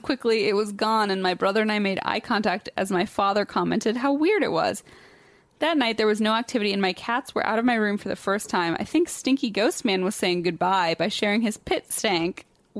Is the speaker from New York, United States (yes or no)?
no; Leesburg, Virginia, United States; born and raised in Leesburg, but migrated because I'm poor as bold fuck.